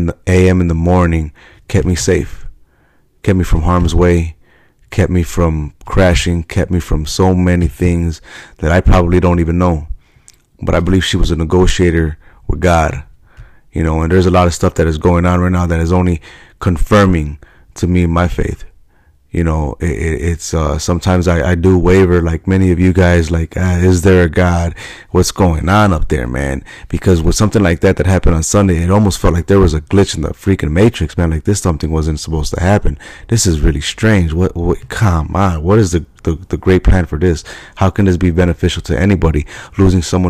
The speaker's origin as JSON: {"language": "English", "town": "Chicago", "region": "Illinois", "country": "United States", "said": "I'm from Chicago"}